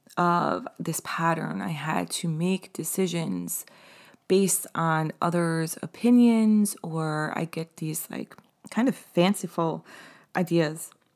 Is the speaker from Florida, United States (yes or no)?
no; East Hampton area, Long Island, New York, United States; moved away; I had this restaurant job in East Hampton. And so, like, and, like, I felt like an outsider in my hometown 'cause I hadn't been there in so long